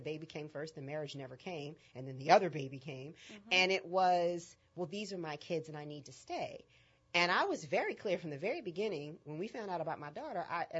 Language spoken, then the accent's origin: English; Northeast, United States; moved away; I am not Southern. That's not going to change. I had hard edges when I lived. You know, I grew up in the Northeast.